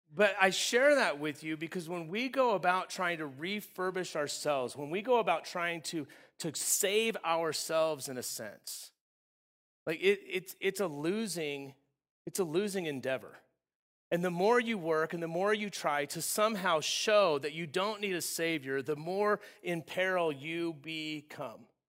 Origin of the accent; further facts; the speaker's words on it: Southern California, United States; I grew up in Southern California, uh, in the desert area